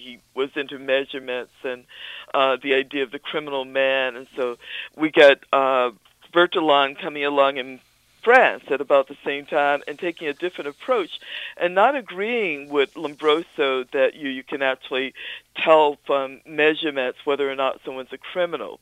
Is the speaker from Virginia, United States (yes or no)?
yes; Danville, Virginia, United States; now in Albany, United States; my hometown of Danville, Virginia